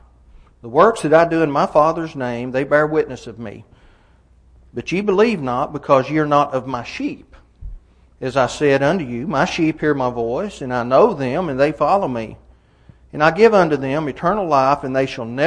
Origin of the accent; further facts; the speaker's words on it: Fentress County, Tennessee, United States; I grew up in Fentress County of Tennessee